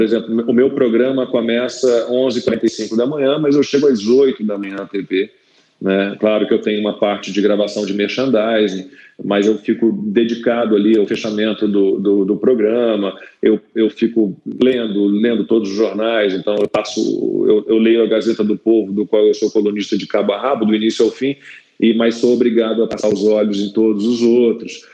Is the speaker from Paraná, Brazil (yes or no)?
no; Rio de Janeiro, Brazil; moved away as an adult; now in São Paulo, Brazil; sou carioca, mas tô em São Paulo já há quase, nossa, dois anos